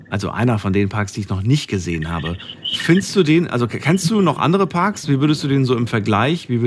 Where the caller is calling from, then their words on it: Bergisch Gladbach, North Rhine-Westphalia, Germany; Ähm, ich komme aus Bergisch Gladbach.